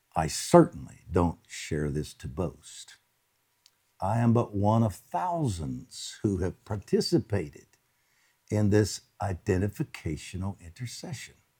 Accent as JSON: {"language": "English", "country": "United States", "said": "as an American"}